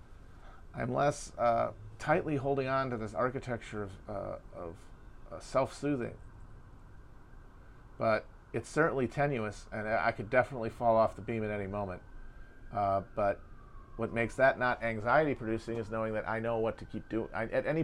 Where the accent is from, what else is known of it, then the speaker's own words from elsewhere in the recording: United States; as an American